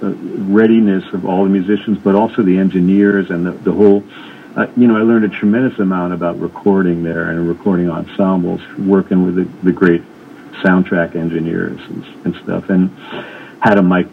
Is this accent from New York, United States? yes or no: yes; New York City, New York, United States; I grew up in New York City